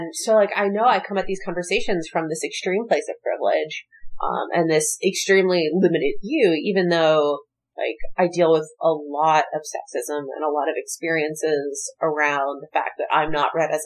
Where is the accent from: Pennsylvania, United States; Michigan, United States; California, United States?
Pennsylvania, United States; Philadelphia; I grew up in Philadelphia, which is like horrible schools.